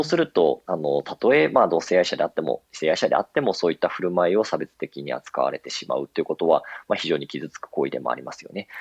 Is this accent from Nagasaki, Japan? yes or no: no; Nagoya, Aichi, Japan; moved away as an adult; now in Tokyo, Japan; 私あの、名古屋出身で東京に上京してるんですけれども